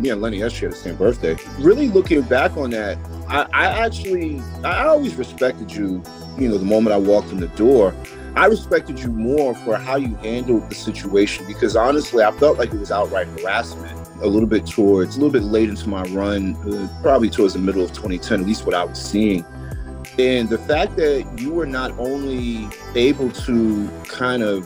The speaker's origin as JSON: {"language": "English", "region": "New York", "country": "United States", "tie": "born or raised there", "moved": "as an adult", "lives_now": "Charlotte, United States", "said": "we grew up together in Brevoort Project"}